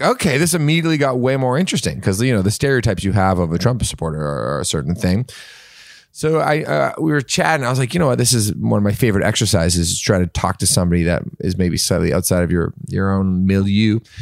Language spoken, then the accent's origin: English; Canada; now in United States; I'm Canadian